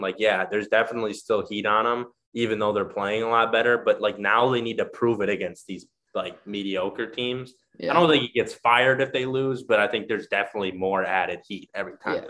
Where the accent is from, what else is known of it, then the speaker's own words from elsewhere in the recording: Minnesota, United States; we're from Minnesota